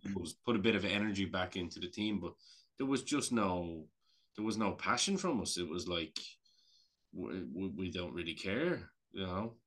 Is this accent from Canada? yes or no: no; Ireland; I'm Irish